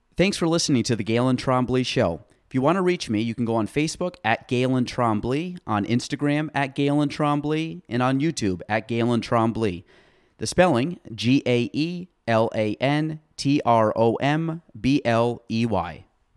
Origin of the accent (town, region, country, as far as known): Chazy, New York, United States; born or raised there